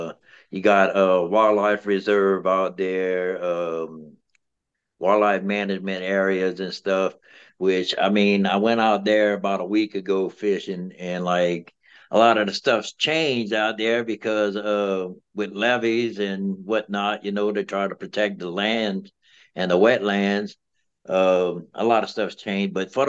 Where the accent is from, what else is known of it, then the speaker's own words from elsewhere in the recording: Pointe-aux-Chenes, Louisiana, United States; accent: Cajun; also born or lived in Valentine, Louisiana; So I originated from a little town south of Lockport called Valentine. And I got to about the age of 10 or 11 years old, and we moved from Valentine to Pointe-Chain, Louisiana, which is south of Houma, pretty much one of the lower lying bayous of Terrebonne Parish